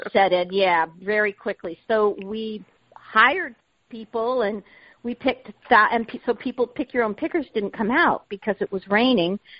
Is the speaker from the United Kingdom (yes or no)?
no; Southern California, United States; moved away; I grew up in Southern California